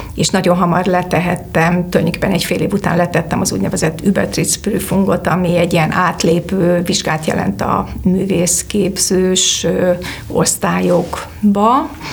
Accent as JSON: {"language": "Hungarian", "town": "Debrecen", "region": "Hajdú-Bihar", "country": "Hungary", "tie": "born or raised there", "moved": "as an adult", "lives_now": "Budapest, Hungary", "said": "Debrecenben a Péter Fia úti énekzenetagozatos általános iskolába jártam"}